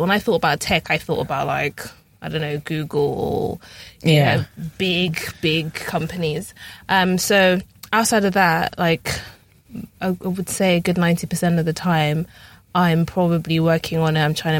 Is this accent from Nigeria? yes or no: yes; Nigeria; because I'm Nigerian.